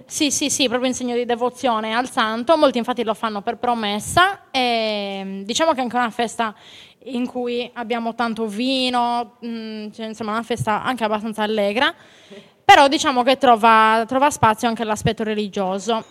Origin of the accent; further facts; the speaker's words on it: Laconi, Sardinia, Italy; nel mio paese a Laconi abbiamo la piazza di Sant'Antonio